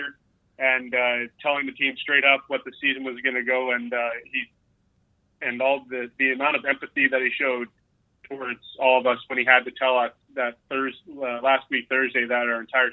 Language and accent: English; Alberta, Canada; moved away as an adult; now in Arkansas, United States; keeping tabs on my hometown